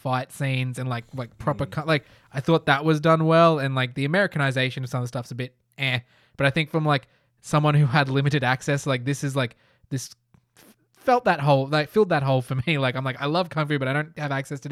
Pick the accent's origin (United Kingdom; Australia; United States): Australia; Being white and growing up in Australia